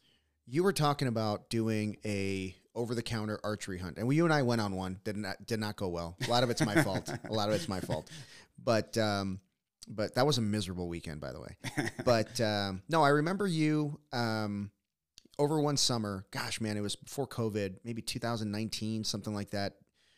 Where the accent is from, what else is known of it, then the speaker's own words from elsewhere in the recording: Texas, United States; Growing up in Texas, we would go to, Southwest Texas, area.